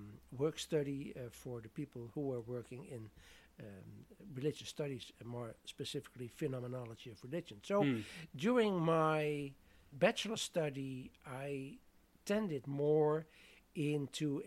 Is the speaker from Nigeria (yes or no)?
no; southern Netherlands, Netherlands; moved away; I'm from the southern part of the Netherlands, where most of the population was Catholic